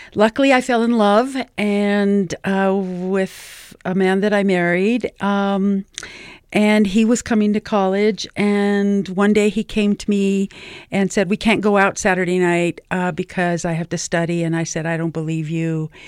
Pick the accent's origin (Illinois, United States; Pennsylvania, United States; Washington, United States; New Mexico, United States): New Mexico, United States; I am from New Mexico